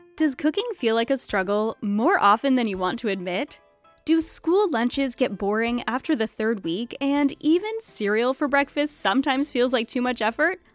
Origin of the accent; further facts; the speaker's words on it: Rhode Island, United States; I'm from Rhode Island